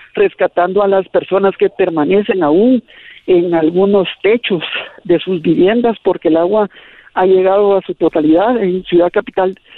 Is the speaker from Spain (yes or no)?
no; Guatemala